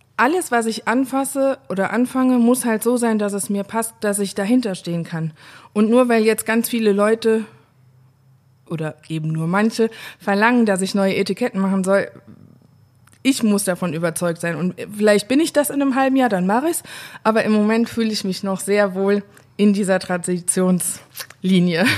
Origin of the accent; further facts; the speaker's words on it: Saar, Rhineland-Palatinate, Germany; Es ist Saar, aber nicht im Saarland